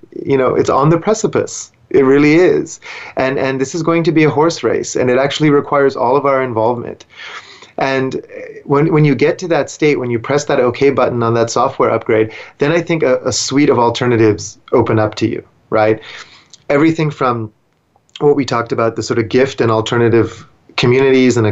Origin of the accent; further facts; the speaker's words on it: Vancouver, British Columbia, Canada; I grew up in Vancouver